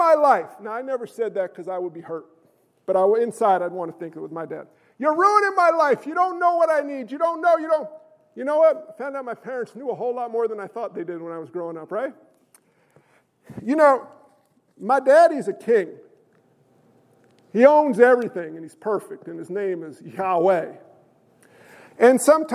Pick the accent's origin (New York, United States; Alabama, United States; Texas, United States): New York, United States; I'm a New Yorker